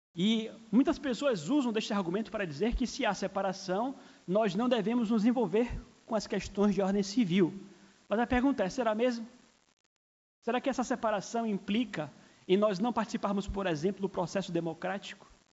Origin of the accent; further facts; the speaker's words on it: Brazil; somos cidadãos do Brasil, somos brasileiros